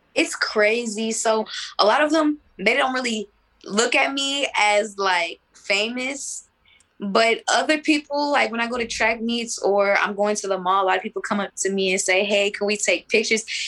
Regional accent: Texas, United States; I was born in Texas

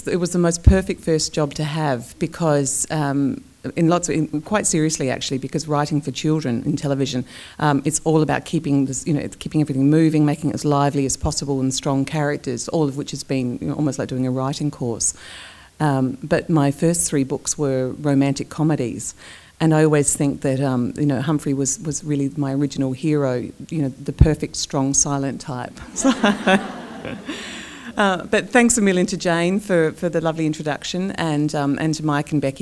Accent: Clare, South Australia, Australia; moved away as an adult; now in Dublin, Ireland; So I grew up in Clare

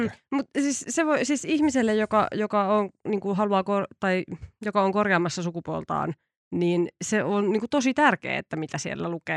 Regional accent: Ilmajoki, South Ostrobothnia, Finland; minä itse ihmisenä olen Etelä-Pohjanmaalta

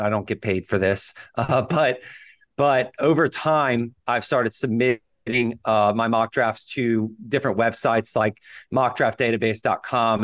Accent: Louisiana, United States; I graduated undergrad at L S U, so I'm, I'm pretty local to Louisiana

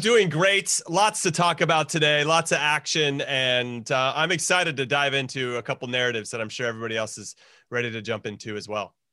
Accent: United States; As an American

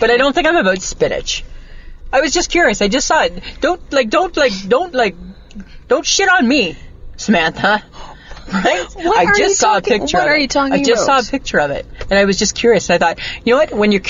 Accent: Canada; I'm not from America. We don't have that in Canada.

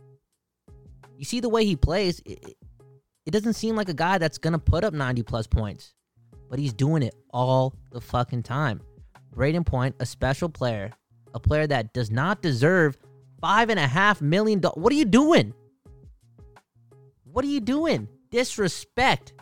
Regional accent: Canada; being a Canadian

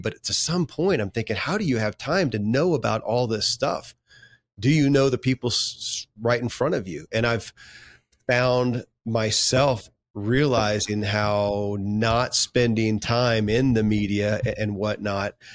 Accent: Kentucky, United States; born or raised there

